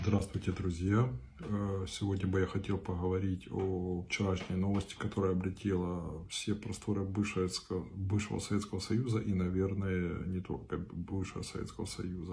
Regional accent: Donbas, Luhansk Oblast, Ukraine; Я сам с Донбасса, я из Луганской области

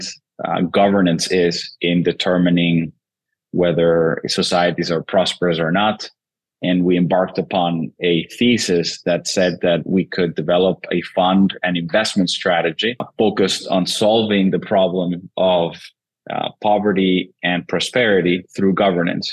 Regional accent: Venezuela; moved away; born and raised in Venezuela originally

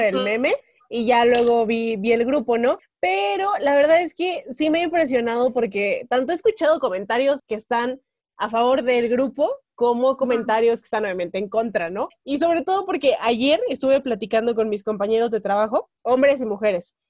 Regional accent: Tequisquiapan, Querétaro, Mexico; en mi pueblo, o sea, en Tequi, San Juan

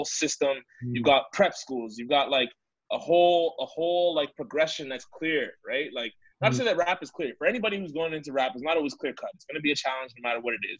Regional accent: Canada; we have such great talent on the boards as Canadian artists

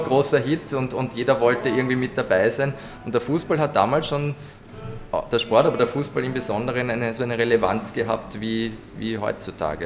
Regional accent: Vienna, Austria; bei uns in Wien

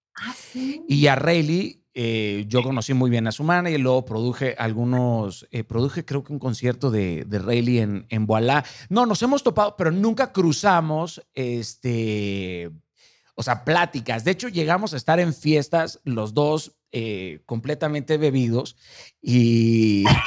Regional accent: Mazatlán, Sinaloa, Mexico; yo soy de Mazatlán

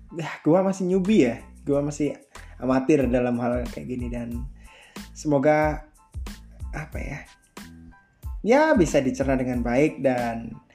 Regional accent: Malang, East Java, Indonesia; Gue kelahiran Malang tahun 22 Juli tahun 2000. Gue asli Malang

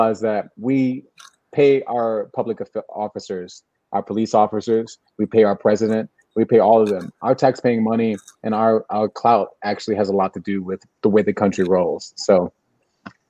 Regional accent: United States

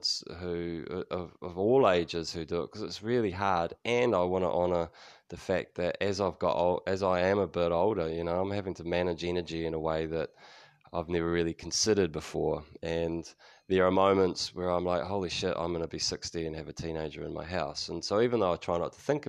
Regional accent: New Zealand; also born or lived in United States; Kiwis tend to be quite flat with our vowels.

